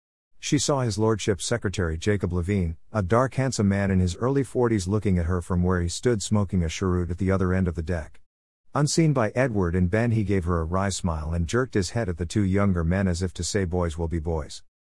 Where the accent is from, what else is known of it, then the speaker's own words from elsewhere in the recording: United Kingdom; now in United States; I'm a British author living in NW, Ohio with my wife, fellow author Cynthia Matthews.